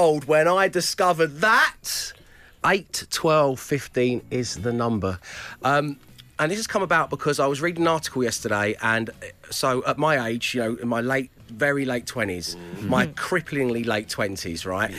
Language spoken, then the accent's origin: English; London, United Kingdom; growing up in South London